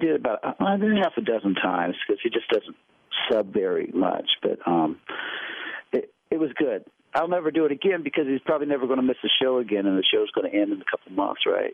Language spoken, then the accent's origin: English; Ohio, United States; moved away; also born or lived in New York; I grew up in Ohio